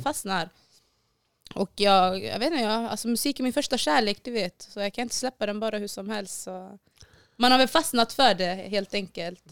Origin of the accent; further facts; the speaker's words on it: Borås, Västra Götaland, Sweden; Jag är uppvuxen på Hässleholmen i Borås